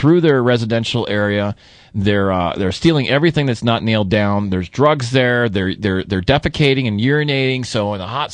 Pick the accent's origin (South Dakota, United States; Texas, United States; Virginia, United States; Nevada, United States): Texas, United States; now in Albuquerque, United States; I'm from Texas.